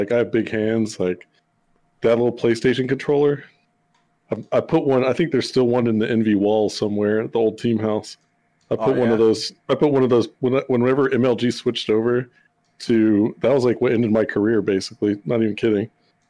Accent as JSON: {"language": "English", "region": "Texas", "country": "United States", "tie": "born or raised there", "said": "Born and raised in Texas."}